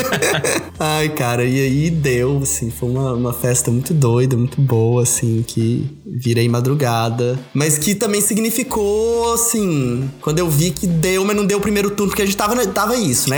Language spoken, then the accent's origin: Portuguese; Belo Horizonte, Minas Gerais, Brazil; sou de BH, assim como a Letícia